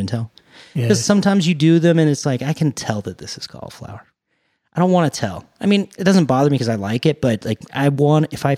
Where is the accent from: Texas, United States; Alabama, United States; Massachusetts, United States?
Texas, United States; Pasadena; where I grew up in Pasadena